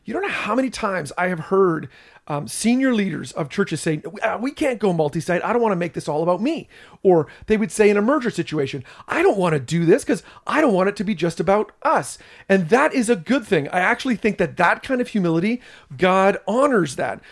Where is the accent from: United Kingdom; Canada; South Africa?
Canada; I'm a Canadian